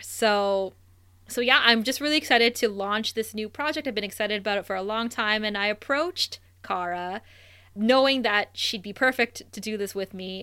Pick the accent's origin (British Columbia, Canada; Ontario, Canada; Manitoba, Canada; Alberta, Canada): Ontario, Canada; Thunder Bay; we both grew up in Thunder Bay, Ontario, Canada.